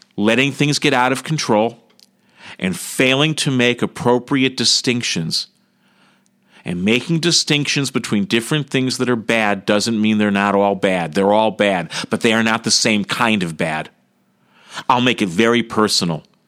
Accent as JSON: {"language": "English", "country": "United States", "said": "I'm an American"}